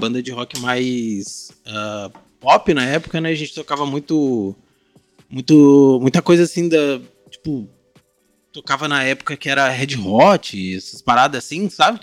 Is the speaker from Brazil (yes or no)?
yes; Guaíba, Rio Grande do Sul, Brazil; eu estudava em Guaíba, cidade de onde eu sou